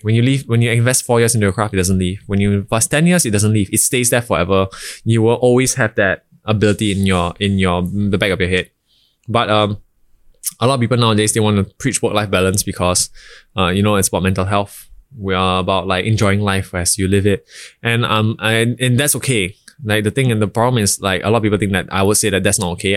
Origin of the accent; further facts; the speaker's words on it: Singapore; I was born in Singapore by a, by a Bhutanese father and a Singaporean Chinese mother.